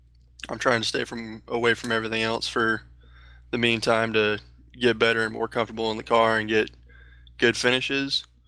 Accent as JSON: {"language": "English", "town": "Ontario", "region": "California", "country": "United States", "said": "I'm from Ontario, California, 22 years old."}